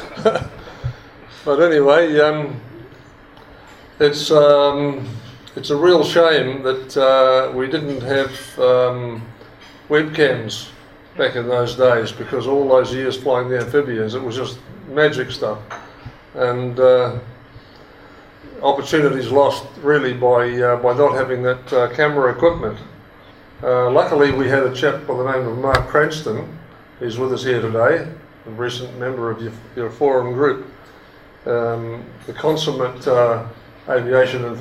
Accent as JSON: {"language": "English", "town": "Whangarei", "region": "Northland", "country": "New Zealand", "tie": "born or raised there", "said": "I grew up in Whangarei"}